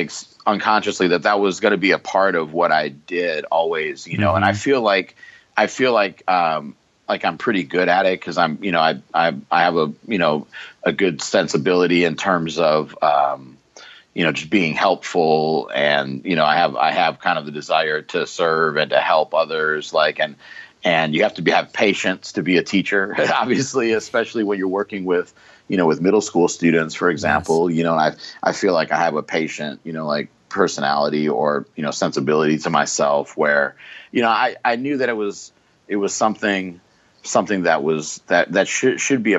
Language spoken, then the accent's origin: English; Racine, Wisconsin, United States; where I grew up in Racine, Wisconsin